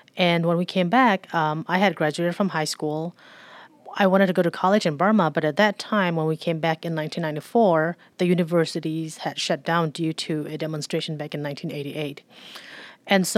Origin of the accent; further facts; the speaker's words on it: Philippines; Growing up in the Philippines, I was 12 years old when we moved to the Philippines.